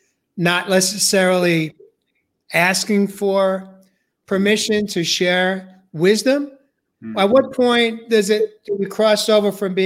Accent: New York, United States; growing up in New York

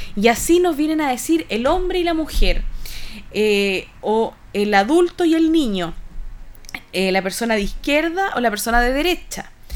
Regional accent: Chile

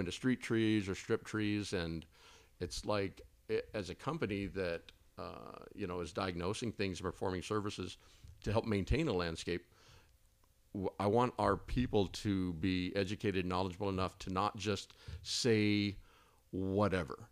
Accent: Texas, United States; also born or lived in Twin Falls, Idaho; now in Boise, United States; I'm from Texas

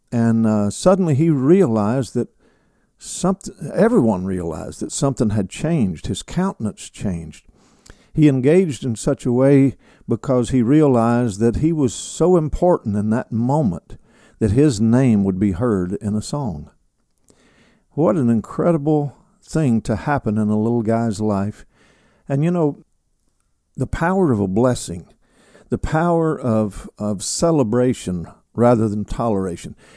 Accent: Kentucky, United States; now in Alabama, United States; my home state, which is Kentucky. I'm a, I'm a son of Kentucky, a son of the South

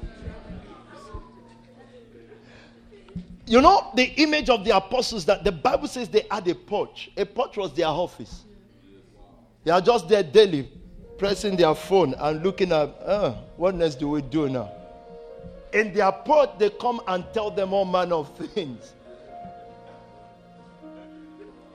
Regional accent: Nigeria; I'm Nigerian to my heart.

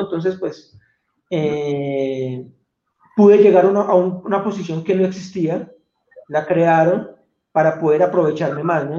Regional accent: Colombia; accent: Colombian; moved away as an adult; also born or lived in Bogotá / Venezuelan border area / Medellín / London; soy colombiano, creo que me delato fácilmente con mi acento

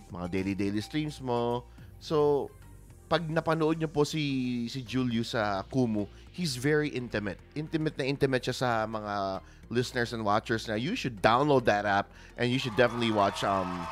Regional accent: Alitagtag, Calabarzon, Philippines; Alitagtag, Batangas ako, no?

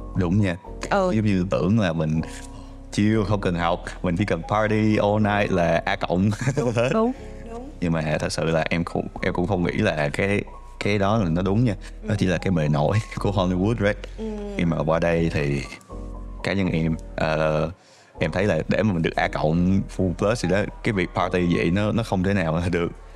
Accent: Ho Chi Minh City, Vietnam; now in Canada; mình cũng sinh ra ở Sài Gòn

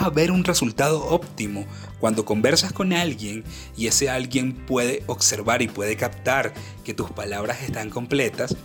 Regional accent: Venezuela; en mi país Venezuela

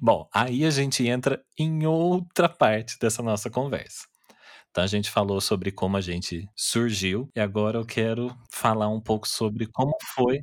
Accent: Taubaté, São Paulo, Brazil; eu nasci e cresci aqui em Taubaté, interior de São Paulo

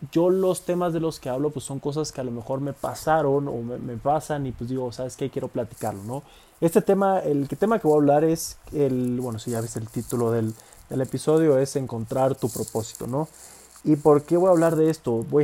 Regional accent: Villahermosa, Tabasco, Mexico; Yo soy de ahí, soy de Villahermosa, Tabasco, es un estado pues relativamente pues de tener, el Tabasco de tener como 2, 3 millones de habitantes, Villahermosa, la ciudad donde yo soy, pues de tener como 300 mil habitantes

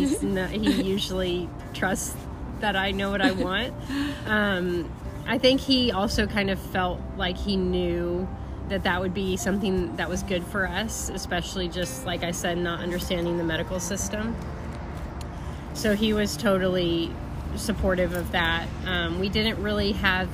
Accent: United States; moved away as an adult; now in Northern Ireland, United Kingdom; And we're also American, and so we were kind of actually in the process of moving from America to the UK

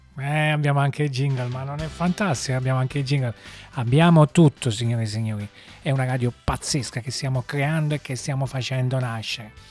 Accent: Naples, Campania, Italy; si sente un po' l'accento? Sì, siamo, siamo da Napoli

